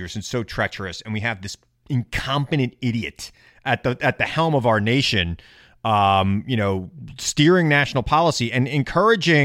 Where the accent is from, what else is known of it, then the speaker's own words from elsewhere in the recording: New York, United States; I grew up in New York